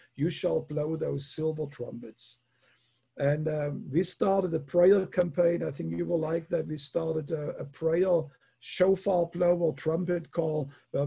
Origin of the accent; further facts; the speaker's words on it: Germany; moved away; I come from Germany